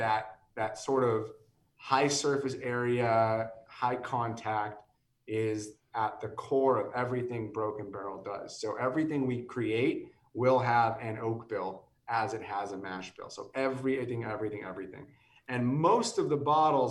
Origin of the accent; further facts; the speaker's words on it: California, United States; also born or lived in San Francisco / Los Angeles; I'm born and raised in California. I lived in San Francisco most of my life